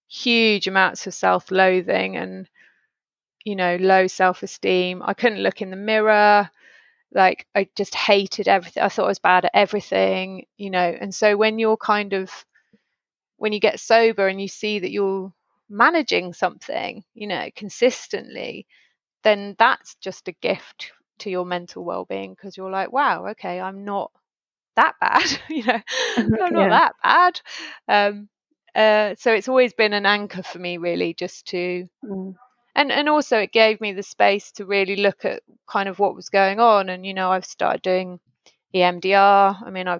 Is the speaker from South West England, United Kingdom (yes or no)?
yes; Stroud, South West England, United Kingdom; moved away as an adult; When my parents moved from where I grew up in Stroud, they moved to London when I was probably like 29